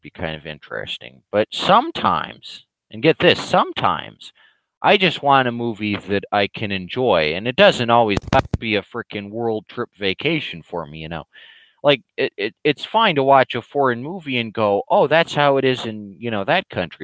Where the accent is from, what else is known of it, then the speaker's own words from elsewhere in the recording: United States; I'm an American